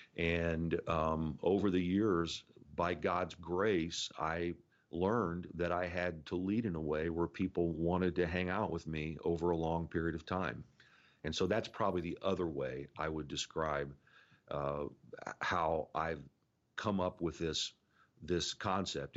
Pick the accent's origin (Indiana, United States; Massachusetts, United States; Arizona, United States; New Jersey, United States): Indiana, United States; moved away; born and raised in Indiana